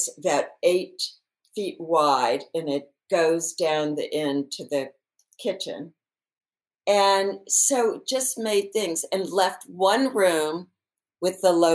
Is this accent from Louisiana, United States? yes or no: yes; New Orleans, Louisiana, United States; also born or lived in Windsor Square, Los Angeles; now in Los Angeles, United States; growing up in New Orleans